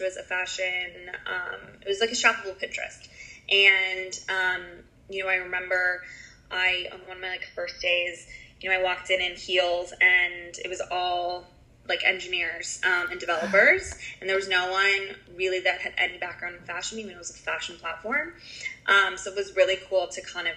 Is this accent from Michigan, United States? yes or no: no; San Francisco, California, United States; moved away as an adult; now in New York, United States; I am originally from San Francisco